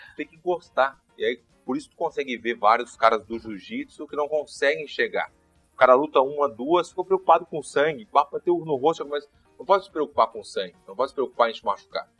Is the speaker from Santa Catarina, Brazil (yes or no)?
no; Porto Alegre, Rio Grande do Sul, Brazil; eu tava em Petrópolis